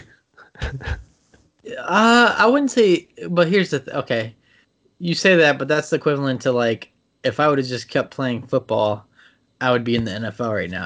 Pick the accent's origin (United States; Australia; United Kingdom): United States; Maryland; I'm from Maryland